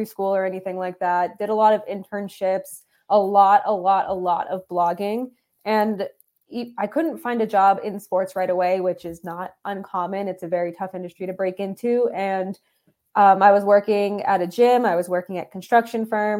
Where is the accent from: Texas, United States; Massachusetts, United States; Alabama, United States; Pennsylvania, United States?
Massachusetts, United States; I grew up in Massachusetts, born and raised